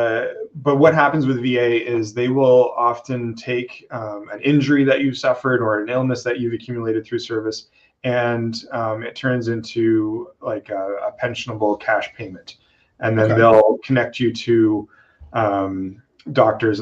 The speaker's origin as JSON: {"language": "English", "country": "Canada", "also_born_or_lived": "the Maritimes", "said": "I'm Canadian"}